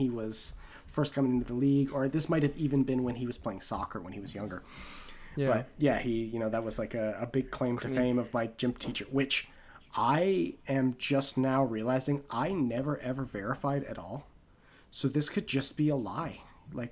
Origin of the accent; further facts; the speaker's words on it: Canada; as Canadian NBA fans